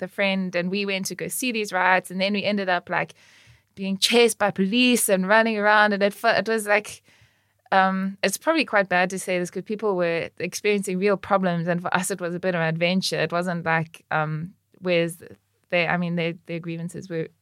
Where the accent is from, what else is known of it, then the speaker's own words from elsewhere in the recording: Cape Town, Western Cape, South Africa; I grew up in Cape Town